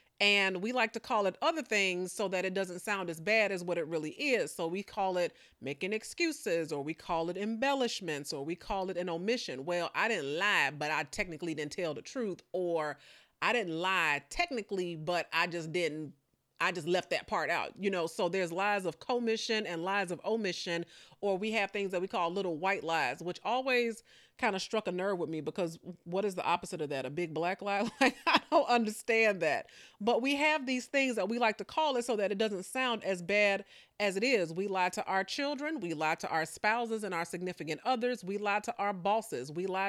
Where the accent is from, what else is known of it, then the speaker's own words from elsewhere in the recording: Chicago, Illinois, United States; Now, I am not a Southerner. You know, I'm born and raised primarily in Chicago, but I have been accused of pulling out these country sayings every now and again.